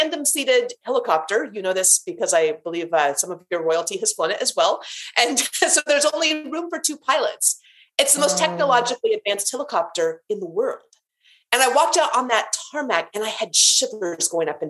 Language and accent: English; Alaska, United States; moved away as an adult; also born or lived in North Carolina; I grew up in Alaska